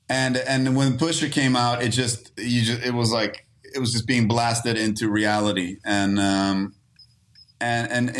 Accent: Stockholm, Stockholm County, Sweden; moved away as an adult; now in United States; I grew up on the south side of Stockholm

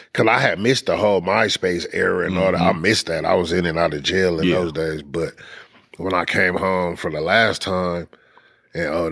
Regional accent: Los Angeles, California, United States; also born or lived in Inglewood, California; I was born in Los Angeles

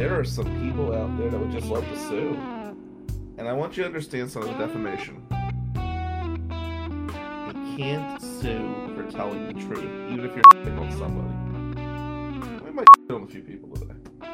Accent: Atlantic City, New Jersey, United States; growing up in Atlantic City

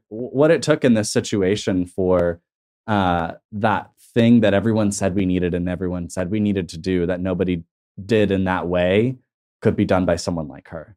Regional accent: Tulsa, Oklahoma, United States; I'm comfortable in my hometown

